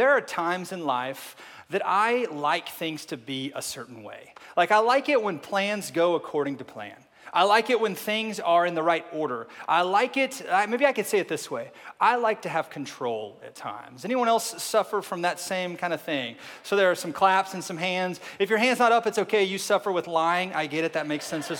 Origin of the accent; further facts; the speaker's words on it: Oklahoma, United States; now in Arkansas, United States; I am from Oklahoma, live in Arkansas right now